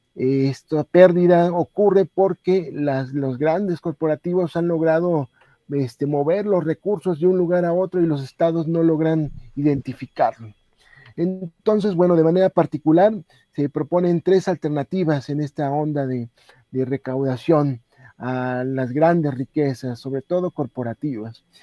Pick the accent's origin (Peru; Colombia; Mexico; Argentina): Mexico